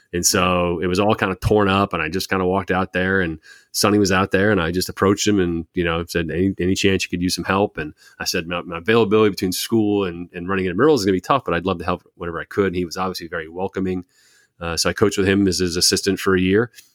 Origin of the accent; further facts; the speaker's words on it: Baltimore, Maryland, United States; also born or lived in Rhode Island; I moved to Baltimore. I was about ten or eleven